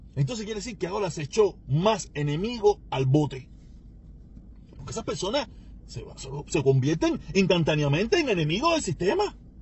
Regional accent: Cuba; mi país

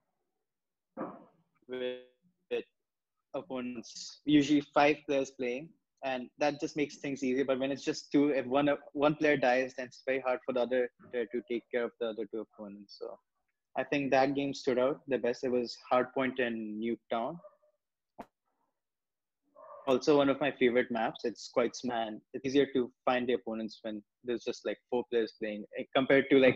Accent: China; now in India; I'm from China

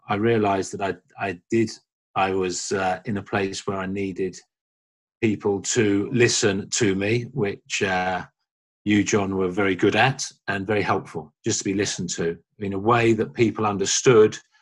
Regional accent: London, United Kingdom; I'm from uh, London in the UK

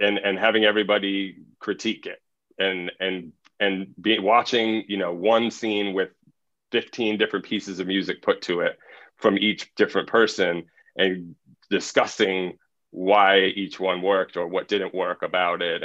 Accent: Los Angeles, California, United States; moved away; also born or lived in Miami; I grew up in Los Angeles.

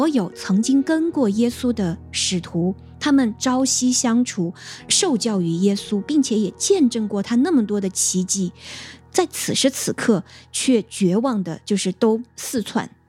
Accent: China; 因为我们中国人不说嘛，就是人之将死，其言也善

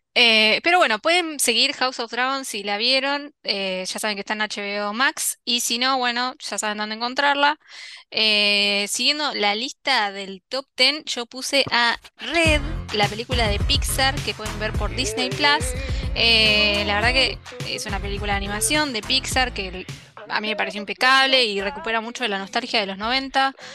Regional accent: Argentina; nosotros como argentinos

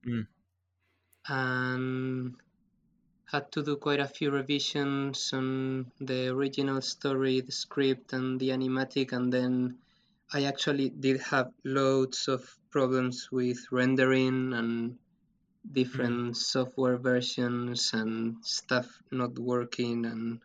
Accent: Madrid, Community of Madrid, Spain; moved away as an adult; also born or lived in Canada; now in Bristol, United Kingdom; I'm from Madrid

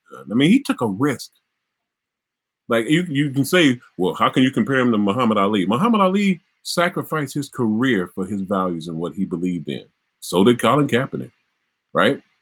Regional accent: Mississippi, United States; My home in Mississippi.

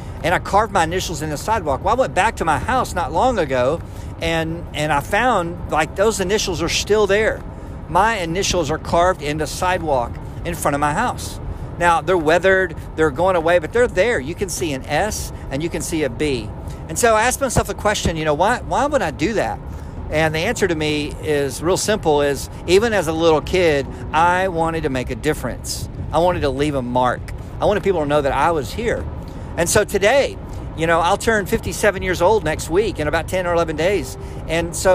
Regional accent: Arlington, Texas, United States; coming over from Tyler, Texas to my hometown of Arlington

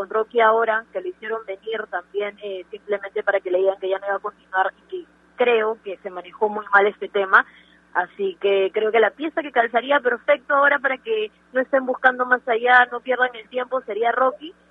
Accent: Peru

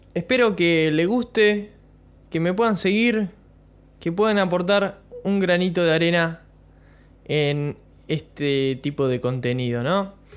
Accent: Bahía Blanca, Buenos Aires Province, Argentina; soy de Bahía Blanca, provincia de Buenos Aires

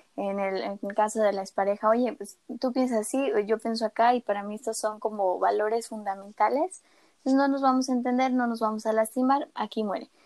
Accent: Mérida, Yucatán, Mexico; also born or lived in Mexico City / Cancún / State of Mexico; a los siete nos mudamos a Mérida por cuestiones de trabajo eh, de mis papás, entonces, pues desde entonces toda mi escuela, desde primero hasta último de carrera, eh, los estudié acá

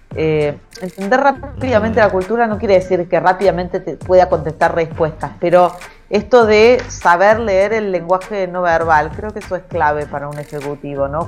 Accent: Argentina; un país que tiene muy poca estabilidad como el nuestro

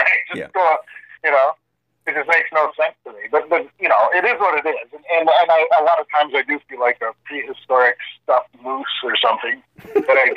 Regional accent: Sudbury, Ontario, Canada; We're from Sudbury. Or, sorry, I'm from Canada

